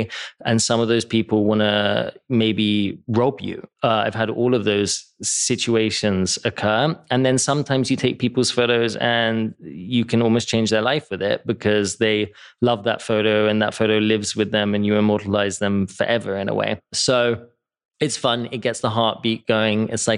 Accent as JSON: {"language": "English", "region": "England", "country": "United Kingdom", "tie": "born or raised there", "also_born_or_lived": "New York", "moved": "as an adult", "lives_now": "Los Angeles, United States", "said": "Because I grew up in England and it was rainy and miserable."}